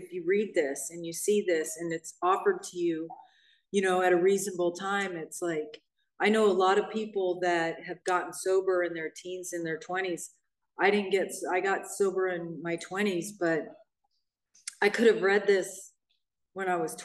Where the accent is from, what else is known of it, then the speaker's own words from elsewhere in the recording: Hermosa Beach, California, United States; now in Redondo Beach, United States; I grew up in Hermosa Beach, which is right next to Manhattan, or Redondo Beach, where I live now.